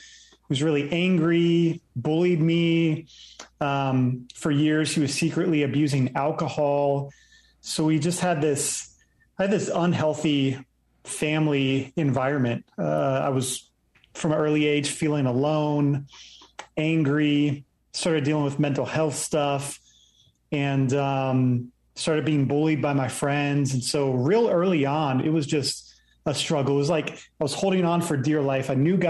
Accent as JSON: {"language": "English", "town": "Virginia Beach", "region": "Virginia", "country": "United States", "tie": "born or raised there", "said": "Yeah, so I ended up growing up in Virginia Beach and grew up there early on, just going to church each week."}